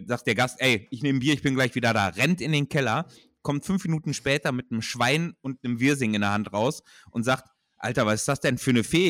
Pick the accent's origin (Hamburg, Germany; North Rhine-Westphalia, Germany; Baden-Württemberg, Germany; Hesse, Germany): North Rhine-Westphalia, Germany; Ruhr area; Ich komme aus dem Ruhrgebiet